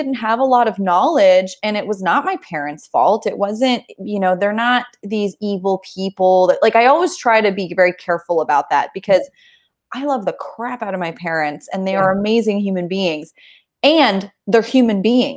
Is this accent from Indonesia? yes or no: yes; Indonesia; now in Kansas City, United States; growing up in Indonesia